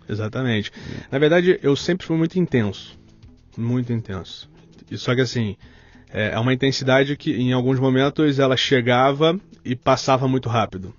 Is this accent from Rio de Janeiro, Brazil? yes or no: yes; Rio de Janeiro, Brazil; accent: carioca; Sou do Rio de Janeiro